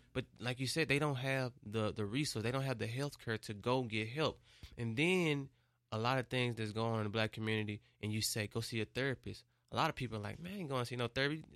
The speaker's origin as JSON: {"language": "English", "town": "Memphis", "region": "Tennessee", "country": "United States", "said": "I'm from Memphis, Memphis is one of the cities that's, like, got the most poverty"}